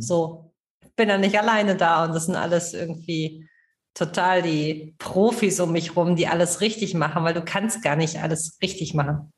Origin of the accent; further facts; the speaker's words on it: Kiel, Schleswig-Holstein, Germany; ich komme aus Kiel